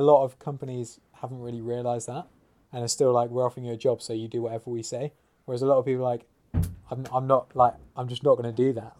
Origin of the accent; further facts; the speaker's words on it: Oxford, South East England, United Kingdom; being from Oxford